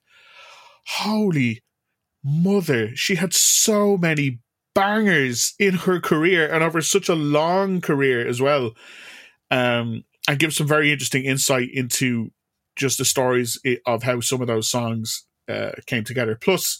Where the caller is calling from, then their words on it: Ireland; I'm calling you from Ireland.